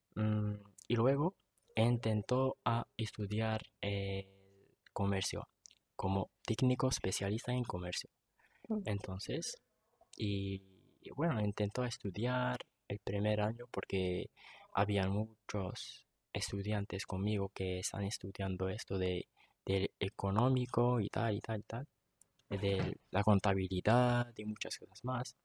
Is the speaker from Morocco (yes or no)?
yes; Tetouan, Tanger-Tetouan-Al Hoceima, Morocco; Yo soy de Tetuán, tengo 27 años